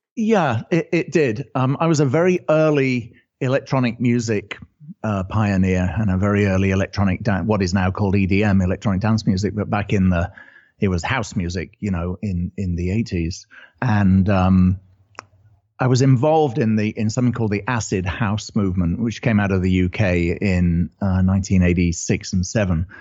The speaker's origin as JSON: {"language": "English", "country": "United Kingdom", "accent": "British", "moved": "yes", "lives_now": "California, United States", "said": "I'm originally British, as you can probably tell from the accent"}